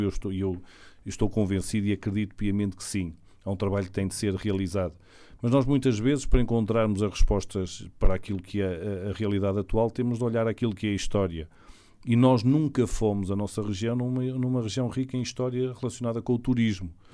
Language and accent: Portuguese; Portugal